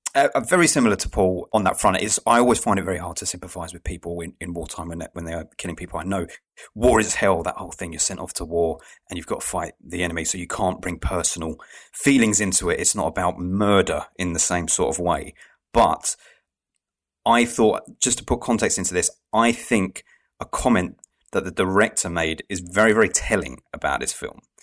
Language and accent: English; England, United Kingdom; I, I'm from England